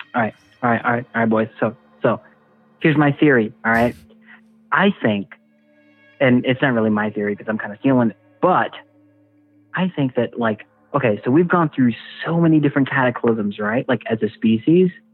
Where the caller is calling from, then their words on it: Houston, Texas, United States; I'm calling from uh, from Houston